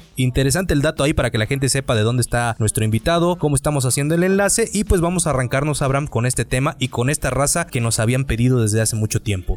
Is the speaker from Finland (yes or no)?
no; Mexico